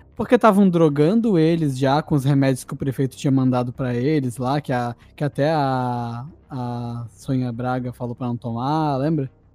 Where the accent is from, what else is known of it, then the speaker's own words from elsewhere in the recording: Brazil; a gente é brasileiro